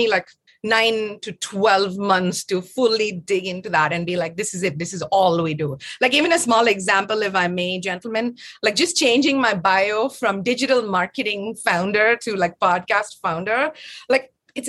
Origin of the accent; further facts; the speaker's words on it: Tanzania; also born or lived in Chennai, India; I was born in Chennai, and then we lived in Tanzania for a good amount of my formative years.